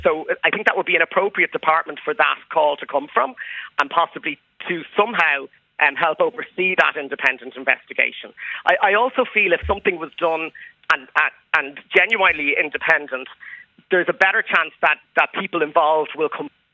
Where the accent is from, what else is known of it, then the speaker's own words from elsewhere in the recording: Ireland; I grew up in Ireland.